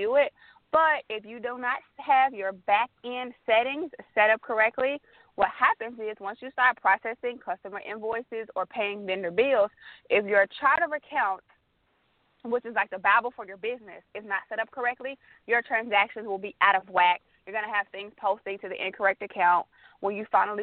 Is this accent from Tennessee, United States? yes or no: yes; Memphis, Tennessee, United States; moved away as an adult; now in Atlanta, United States; I'm originally from Memphis, Tennessee.